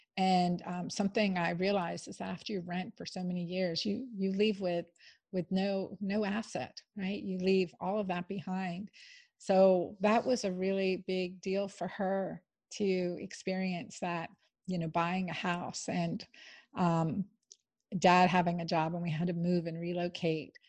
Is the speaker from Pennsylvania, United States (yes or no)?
yes; Pennsylvania, United States; I grew up in Pennsylvania